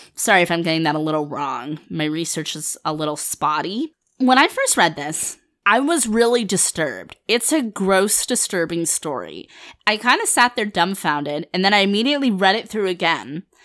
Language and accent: English; Finland; I'm from Finland. My family is Finnish